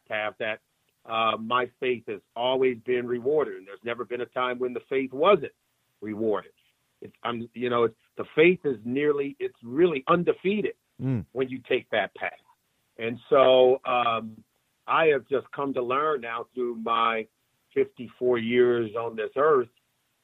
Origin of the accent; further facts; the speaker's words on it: Compton, California, United States; I grew up in Compton, California, in Los Angeles